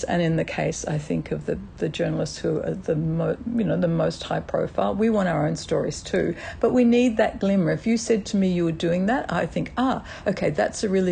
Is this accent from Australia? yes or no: yes; Australia; as an Australian